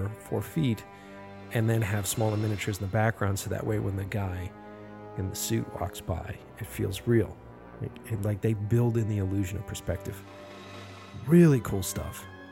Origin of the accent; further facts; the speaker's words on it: Boston, Massachusetts, United States; I grew up here in Boston